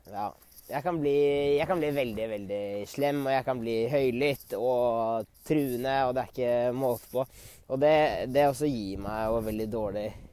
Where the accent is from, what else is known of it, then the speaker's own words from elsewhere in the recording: Norway; now in Sweden; med vennene mine hjemme i Norge